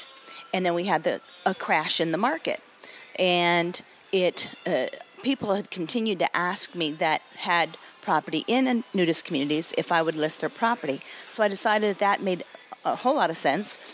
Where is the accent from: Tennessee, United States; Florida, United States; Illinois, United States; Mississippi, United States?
Florida, United States; Tampa; I'm from Florida, born and raised in the Tampa Bay area